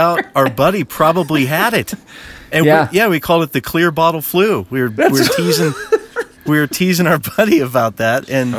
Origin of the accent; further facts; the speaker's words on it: Washington, United States; moved away as an adult; now in Denver, United States; I've been here almost as long as I grew up in Washington State